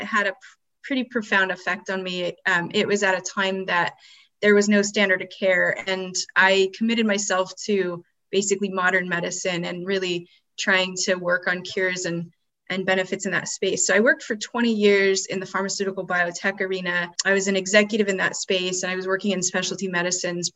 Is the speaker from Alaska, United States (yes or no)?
yes; Alaska, United States; I was born in Alaska